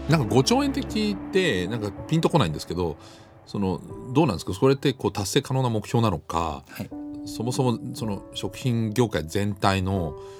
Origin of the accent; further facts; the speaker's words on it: Düsseldorf, North Rhine-Westphalia, Germany; moved away; 僕もずっとドイツ生まれ育ったんでデュッセルドルフって大きな日本人街があったんですけど